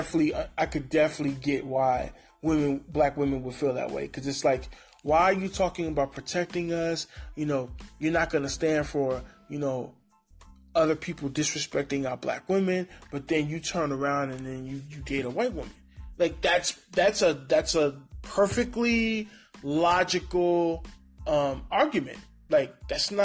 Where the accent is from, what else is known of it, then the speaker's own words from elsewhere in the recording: New York City, New York, United States; also born or lived in Honduras; now in San Diego, United States; I'm from the East Coast. I'm from Brooklyn.